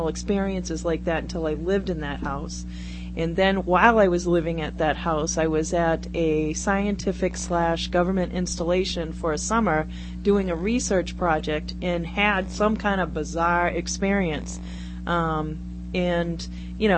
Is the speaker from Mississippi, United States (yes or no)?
no; Brockton, Massachusetts, United States; I'm a girl from Brockton